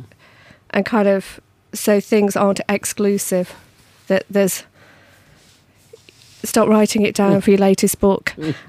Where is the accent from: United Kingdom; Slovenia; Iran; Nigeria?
United Kingdom; Bewdley, West Midlands